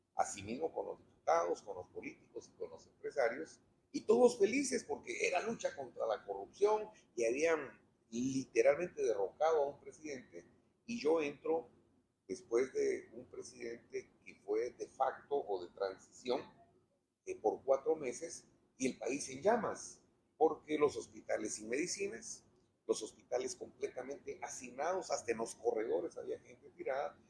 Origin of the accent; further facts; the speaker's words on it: Guatemala; en mi país